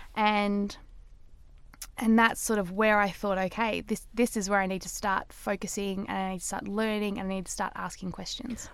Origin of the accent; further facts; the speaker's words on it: Australia; I'm Australian, I say data